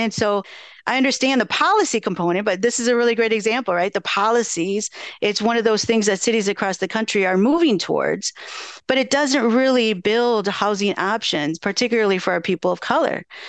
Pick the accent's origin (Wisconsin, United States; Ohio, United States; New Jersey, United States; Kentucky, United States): Wisconsin, United States; Madison; growing up here, I grew up in Kennedy Heights and, you know, I spent a lot of time at Darbo, Marquette Street on the, you know, east side of Madison